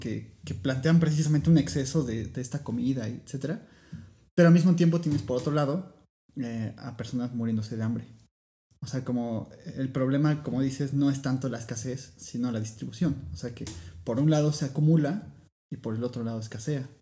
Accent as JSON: {"language": "Spanish", "region": "Puebla", "country": "Mexico", "said": "los dos somos de Puebla"}